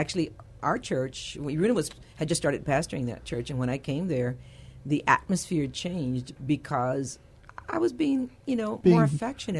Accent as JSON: {"language": "English", "town": "San Antonio", "region": "Texas", "country": "United States", "tie": "born or raised there", "also_born_or_lived": "Sweden", "first_language": "Spanish", "second_language": "English", "moved": "as an adult", "said": "the Lord brought us back to my hometown, which is San Antonio."}